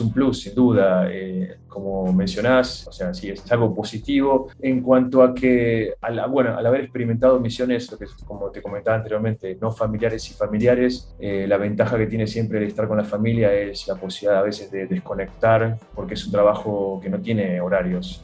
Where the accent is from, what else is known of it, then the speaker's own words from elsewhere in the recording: Neuquén, Argentina; moved away as an adult; now in Sudan; Yo soy de, de Neuquén